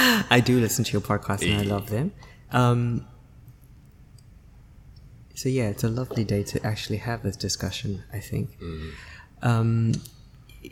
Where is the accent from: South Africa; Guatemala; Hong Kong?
South Africa; moved away as an adult; also born or lived in Beijing, China / Shanghai, China; now in Singapore; I studied and lived and studied and was born obviously in South Africa